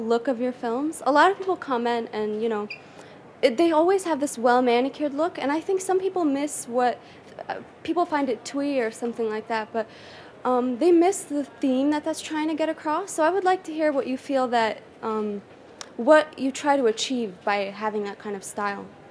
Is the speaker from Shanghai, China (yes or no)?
yes; Shanghai, China; English is a second language; moved away as an adult; now in Los Angeles, United States; I'm a filmmaker from Shanghai and I also learn and work my film